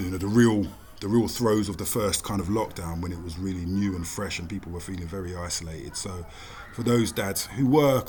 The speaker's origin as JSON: {"language": "English", "region": "London", "country": "United Kingdom", "tie": "born or raised there", "said": "South London, born and bred"}